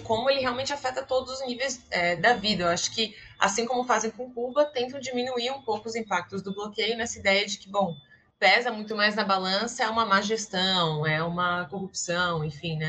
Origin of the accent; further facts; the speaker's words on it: Blumenau, Santa Catarina, Brazil; moved away as an adult; also born or lived in Florianópolis, Brazil; now in Caracas, Venezuela; sou natural de Blumenau, de Santa Catarina, do sul do país